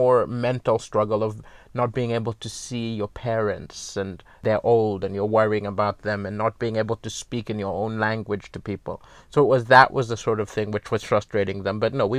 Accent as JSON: {"language": "English", "country": "Malawi", "said": "It was weird because even though it was home, I didn't fit in because, you know, my accent was wrong, my values were wrong. I had a Malawian name, but I didn't see Malawian. Now I feel comfortable in Malawi"}